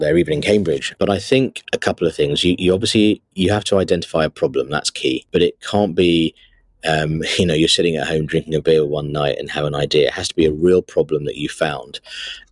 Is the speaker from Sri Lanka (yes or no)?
yes; Sri Lanka; moved away; I was born in Sri Lanka